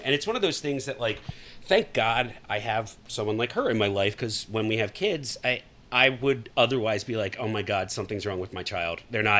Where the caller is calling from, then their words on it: Texas, United States; I am a Texan now. I've even started calling myself a Texan. I'm a homeowner in Texas as of a month ago, so I own a piece of Texas.